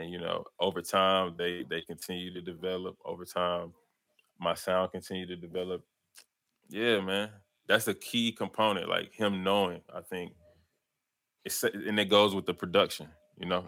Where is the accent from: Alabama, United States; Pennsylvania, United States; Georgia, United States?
Georgia, United States; Atlanta; born or raised there